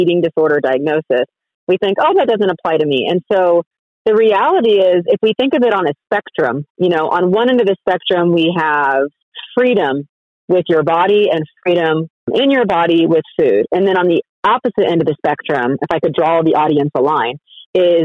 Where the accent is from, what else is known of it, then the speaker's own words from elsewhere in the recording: Colorado, United States; moved away as an adult; also born or lived in Texas; I'm from Colorado, and then I went to undergrad at Baylor University